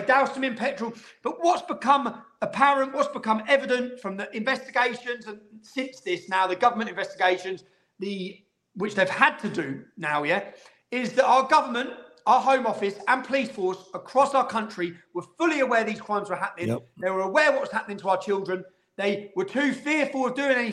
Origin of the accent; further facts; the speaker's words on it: Luton, East of England, United Kingdom; my hometown of Luton